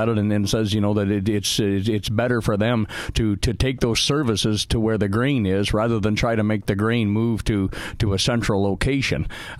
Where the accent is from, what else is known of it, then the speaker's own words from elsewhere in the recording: Canada; I'm bilingual from Canada, so I smog both.